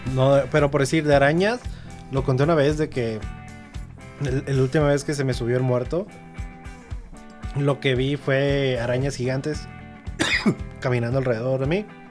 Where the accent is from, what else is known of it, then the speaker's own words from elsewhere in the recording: Mexico; qué bueno que nací en México